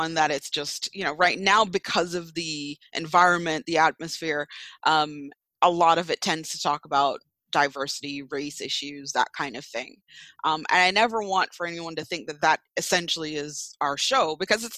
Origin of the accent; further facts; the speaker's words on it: Jamaica; now in United States; I grew up in Jamaica.